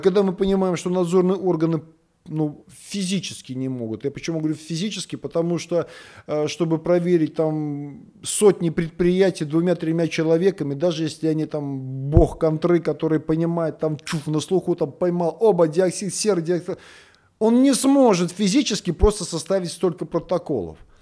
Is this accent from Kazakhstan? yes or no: no; Belarus; now in Russia; я сам белорус.